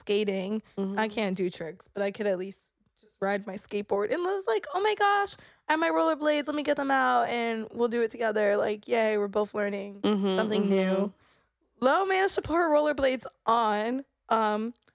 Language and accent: English; West Palm Beach, Florida, United States; moved away; We come from West Palm